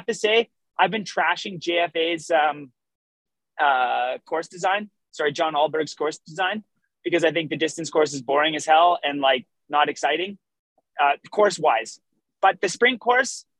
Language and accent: English; Canada; I am still Canadian